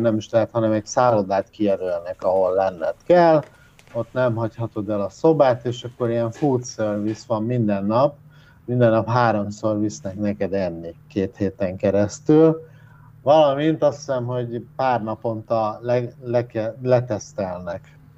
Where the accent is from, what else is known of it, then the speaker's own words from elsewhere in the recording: Hungary; now in Malaysia; mint magyar embernek